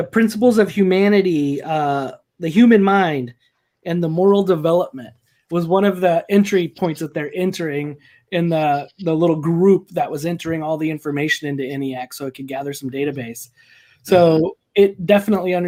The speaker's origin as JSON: {"language": "English", "region": "New Mexico", "country": "United States", "tie": "born or raised there", "also_born_or_lived": "Eastern Washington", "moved": "yes", "lives_now": "Washington, United States", "said": "I grew up in New Mexico where Los Alamos and everything else was"}